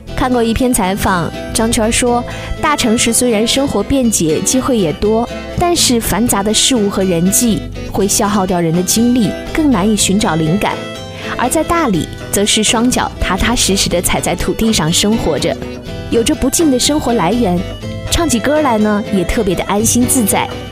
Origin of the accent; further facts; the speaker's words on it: Xinjiang, China; moved away; 无论走到哪儿都改变不了我作为一个新疆人的口味儿